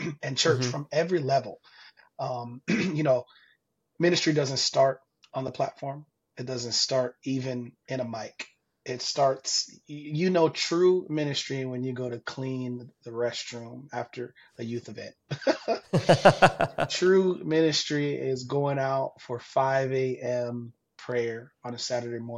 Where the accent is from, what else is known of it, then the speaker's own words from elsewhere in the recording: Florida, United States; also born or lived in Jacksonville, Florida / Tampa, Florida; Born and raised in Florida